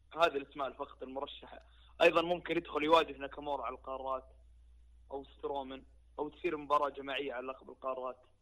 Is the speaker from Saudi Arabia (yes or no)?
yes; Saudi Arabia